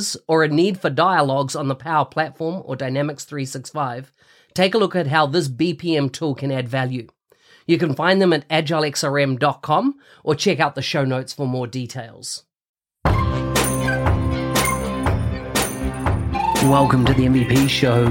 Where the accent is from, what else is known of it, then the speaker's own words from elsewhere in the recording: New Zealand; New Zealand, so my home country